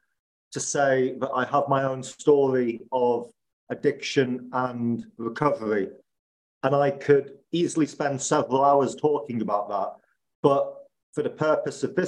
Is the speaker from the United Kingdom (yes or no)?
yes; Liverpool, North West England, United Kingdom; moved away as an adult; also born or lived in Spain / Italy / Naples; my hometown of Liverpool